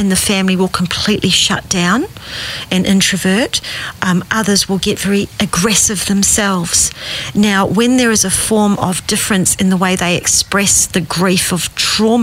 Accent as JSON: {"language": "English", "region": "South Island", "country": "New Zealand", "tie": "born or raised there", "said": "growing up in New Zealand, in the South Island, English family. I was the only one born in New Zealand"}